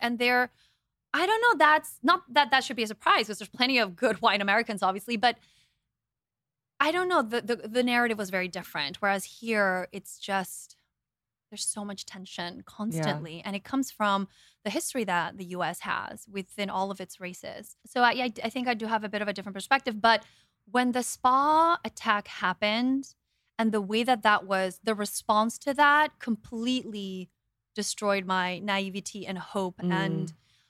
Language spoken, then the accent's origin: English; Guatemala; I mean, we grew up in Guatemala. My family and I moved to Guatemala in 91.